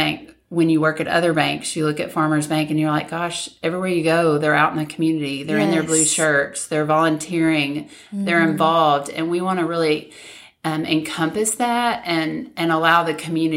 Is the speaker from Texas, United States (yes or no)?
no; Magnolia, Arkansas, United States; moved away as an adult; originally from Magnolia, born and raised, and still have a big heart that lives in Magnolia